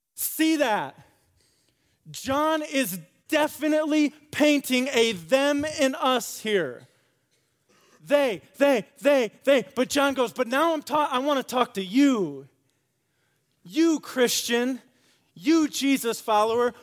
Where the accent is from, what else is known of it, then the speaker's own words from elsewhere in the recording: West Michigan, United States; I grew up in West Michigan